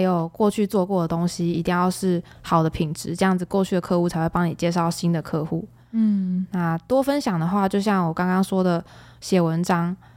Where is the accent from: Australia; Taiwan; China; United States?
Taiwan; 说自己是从台湾来的